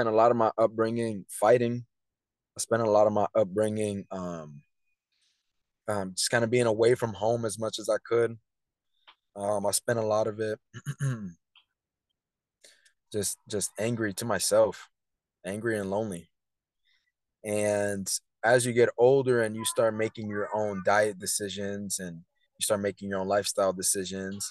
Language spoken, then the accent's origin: English; Tampa, Florida, United States; I was born at St. Joseph's, so that's pretty cool. growing up in Tampa, I was always, you know, all over the place.